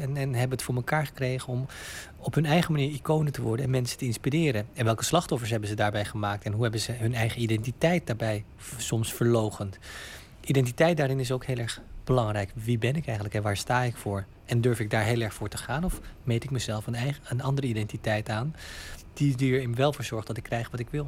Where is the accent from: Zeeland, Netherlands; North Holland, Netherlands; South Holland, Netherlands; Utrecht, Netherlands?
Utrecht, Netherlands; in Nederland, in Utrecht, waar ik opgroeide, daar was ik ah, op school altijd de enige bruine jongen.